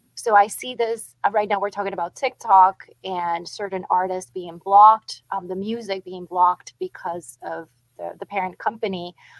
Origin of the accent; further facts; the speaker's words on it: Puerto Rico; moved away; I grew up playing dominoes in Puerto Rico